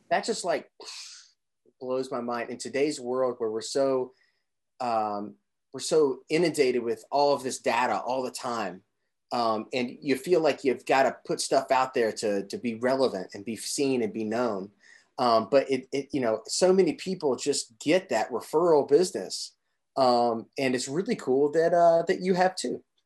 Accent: Southern Indiana, United States; originally from Southern Indiana

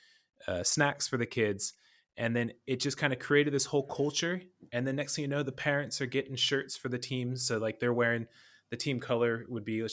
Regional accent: California, United States; I'm from California. You can obviously, where I'm from in California, you can play golf 365 days of the year

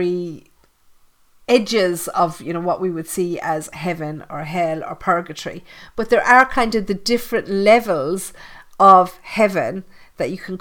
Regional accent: Ireland; I grew up in Catholic Ireland, you know, 13 years in convent school with the nuns.

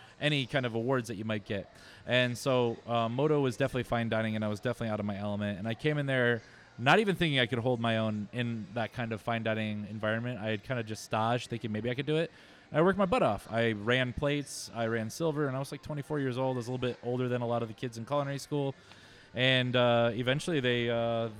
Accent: Ypsilanti, Michigan, United States; moved away; I came from a small town, Ypsilanti, right next to Ann Arbor

